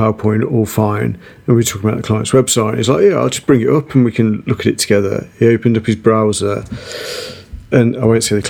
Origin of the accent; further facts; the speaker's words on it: United Kingdom; And being typically British, we all saw it.